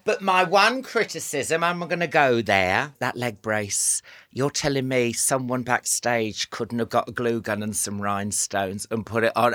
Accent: Northampton, East Midlands, United Kingdom; I grew up in Northampton

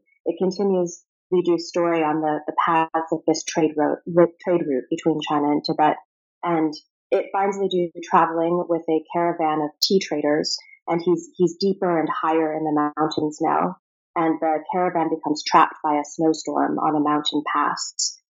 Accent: Prague, Czechia; moved away; also born or lived in Rome, Italy / Moscow, Russia / Virginia, United States; So I was born in Rome, and we lived in Moscow for 5 years after that. So my earliest memories involve a lot of Russian fairy tales, Russian art, picnics in the snow. And after that, we moved to Virginia for a bit and then to Prague, which is where I went to high school.

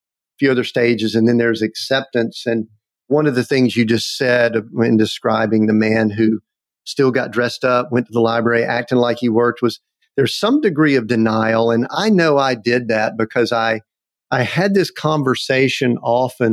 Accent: the South, United States; I'm from the South, so I'll use a little bit of vernacular

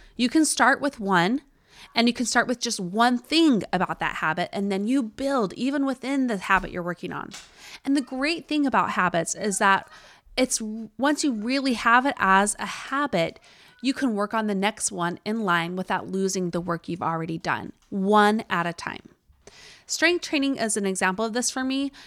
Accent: Utah, United States; accent: Utah; my Utah accent

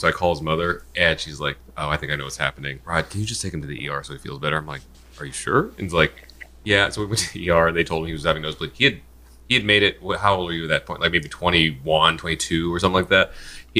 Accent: Indiana, United States; moved away as an adult; also born or lived in mid-Atlantic East Coast; Where I grew up in Indiana, granted it's not the South

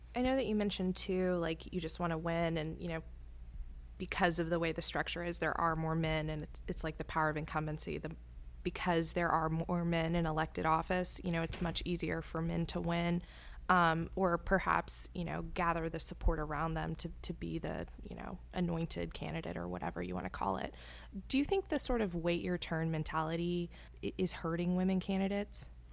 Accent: Texas, United States; I grew up in Texas, and my parents' back porch is probably my favorite place

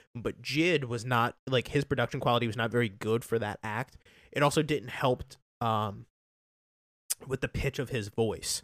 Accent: Taneytown, Maryland, United States; I love my hometown more, I love Tawny Town, Maryland

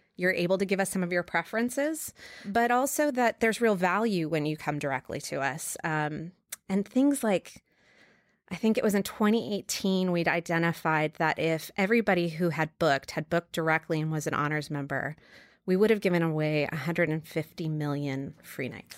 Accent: New York, United States; moved away; also born or lived in Los Angeles; I was born in New York

